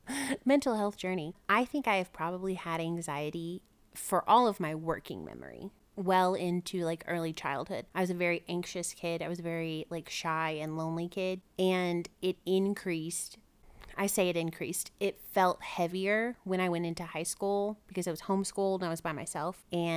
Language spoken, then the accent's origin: English; the South, United States; especially which we're from the South, it is difficult because mental health is not something that is talked about freely or openly a lot of the time.